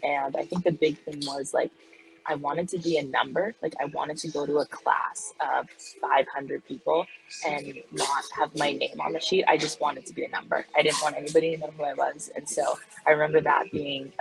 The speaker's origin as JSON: {"language": "English", "town": "Hamilton", "region": "Ontario", "country": "Canada", "tie": "born or raised there", "moved": "as an adult", "lives_now": "Madison, United States", "said": "growing up in Ontario, like, I lived in a big city, like, I lived in Hamilton, and so it has 500,000 people"}